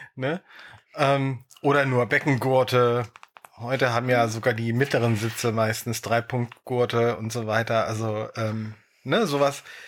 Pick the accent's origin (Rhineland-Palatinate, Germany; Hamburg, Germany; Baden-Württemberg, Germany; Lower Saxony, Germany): Lower Saxony, Germany; Dannenberg; ich in meinem Heimatort Dannenberg